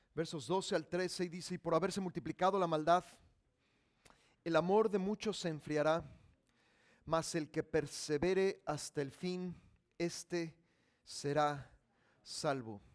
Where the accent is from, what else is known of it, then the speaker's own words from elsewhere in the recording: Mexico; Yo soy mexicano